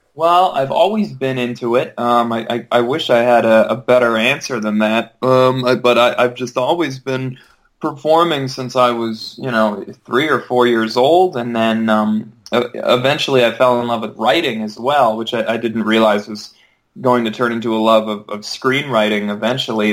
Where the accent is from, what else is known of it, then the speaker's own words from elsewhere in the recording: Edmonton, Alberta, Canada; moved away as an adult; now in Vancouver, Canada; my hometown of Edmonton